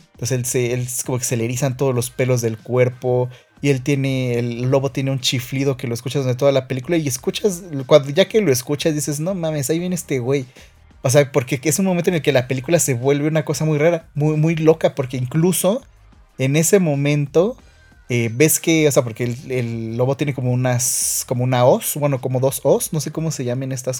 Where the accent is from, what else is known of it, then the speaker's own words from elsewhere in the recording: Mexico; somos mexicanos